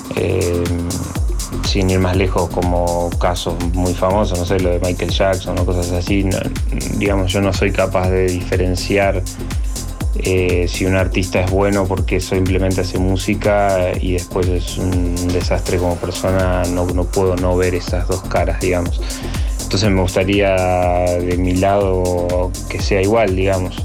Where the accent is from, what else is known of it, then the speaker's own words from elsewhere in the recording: Bariloche, Río Negro, Argentina; moved away as an adult; now in Córdoba, Argentina; yo nací en Bariloche, Bariloche es una ciudad muy atravesada por el turismo y bueno, siempre recuerdo de, chico las salidas a comer con mi familia